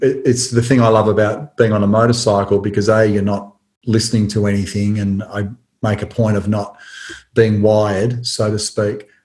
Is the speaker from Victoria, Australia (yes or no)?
yes; Tullamarine, Victoria, Australia; where I grew up in Tullamarine, there was a drive-in cinema